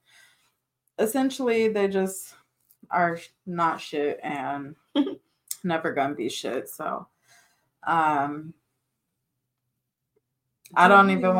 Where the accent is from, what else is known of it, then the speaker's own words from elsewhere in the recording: Carson, California, United States; also born or lived in Orange County, California; We moved from Orange County to Carson to my childhood home